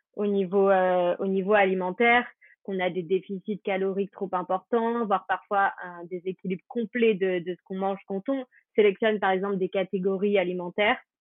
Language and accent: French; France; on est français